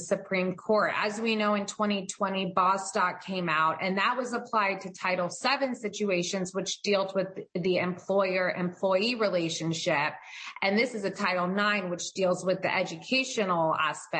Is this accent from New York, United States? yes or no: no; Florida, United States; a public school in Florida, which is my home state